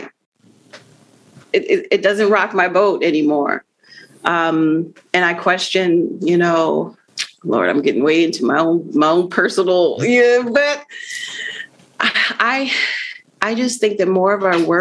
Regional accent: Arlington, Virginia, United States; also born or lived in Puerto Rico; now in Washington, DC, United States; I was born in Puerto Rico, raised in Arlington, Virginia

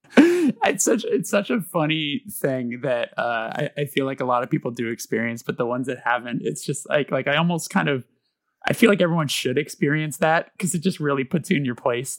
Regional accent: Los Angeles, California, United States; I was born out here

